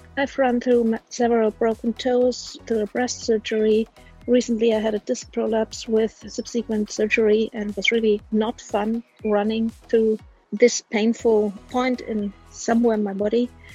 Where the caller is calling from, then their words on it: Munich, Bavaria, Germany; I'm calling from Munich in Bavaria, Germany